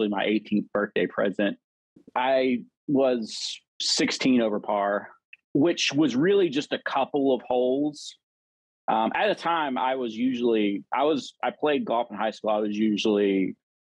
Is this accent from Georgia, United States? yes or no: yes; Augusta, Georgia, United States; also born or lived in Atlanta, Georgia; now in Peachtree City, United States; I'm originally from Augusta, Georgia